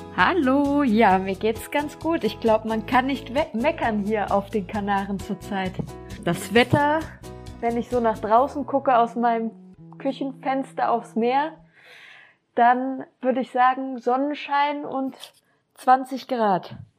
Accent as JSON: {"language": "German", "town": "Cologne", "region": "North Rhine-Westphalia", "country": "Germany", "also_born_or_lived": "Düsseldorf", "moved": "as an adult", "lives_now": "Gran Canaria, Spain", "said": "Ich komme aber eigentlich aus Köln"}